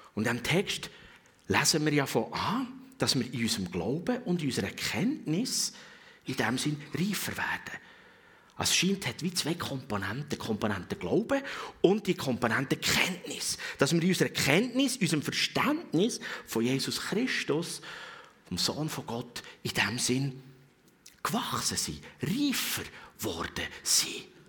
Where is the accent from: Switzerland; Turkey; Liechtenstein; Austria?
Switzerland; als Schweizer